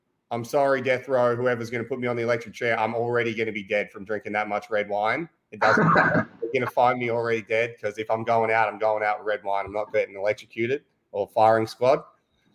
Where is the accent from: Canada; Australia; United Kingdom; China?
Australia; I'm Australian.